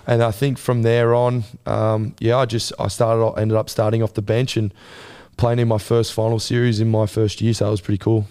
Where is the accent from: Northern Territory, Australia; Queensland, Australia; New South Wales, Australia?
Queensland, Australia; Gold Coast; it being my hometown and where I'm from